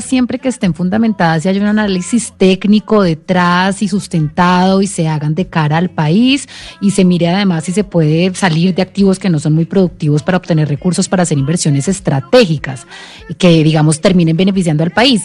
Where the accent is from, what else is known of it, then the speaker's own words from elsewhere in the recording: Colombia; como colombianos